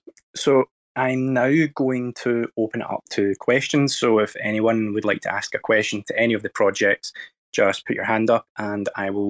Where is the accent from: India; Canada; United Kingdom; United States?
United Kingdom; Scotland; accent: Scottish; My Scottish accent doesn't help